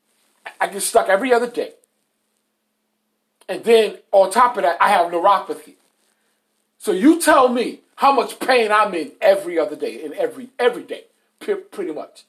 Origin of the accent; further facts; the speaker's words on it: New York, United States; I'm a New Yorker, man. I talk different